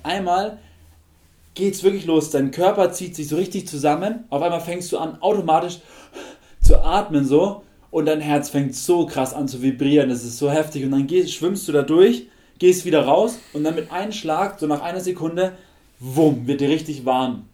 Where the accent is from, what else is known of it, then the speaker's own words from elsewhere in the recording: Germany; bei uns in Deutschland